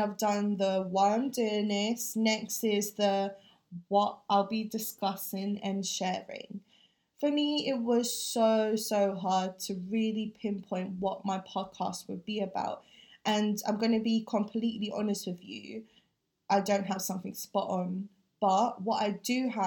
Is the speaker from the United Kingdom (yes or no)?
yes; London, United Kingdom; also born or lived in Philippines; growing up with two different cultures, the challenges and the triumphs being a British Filipino can face, and how I want to change the way we can do things as the first or the second generation of Filipinos living here in London